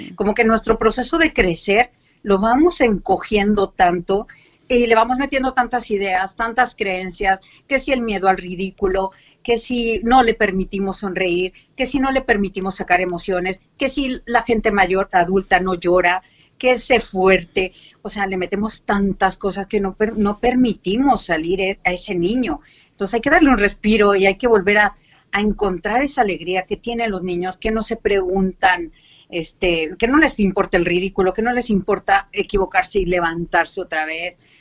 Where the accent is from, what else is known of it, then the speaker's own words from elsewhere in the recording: Mexico City, Mexico; moved away as an adult; now in Cartagena, Spain; extrañando mi México una barbaridad. Y sí, soy del DF, bueno, del antiguo DF que ahora es Ciudad de México